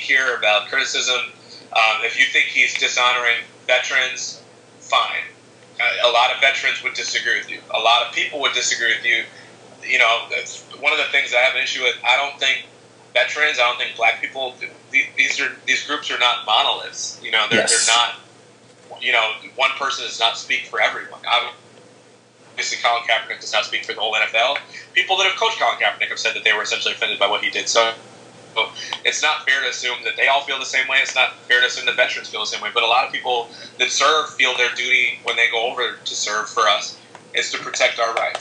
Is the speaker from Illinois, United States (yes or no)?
yes; Chicago, Illinois, United States; my hometown team, against the White Sox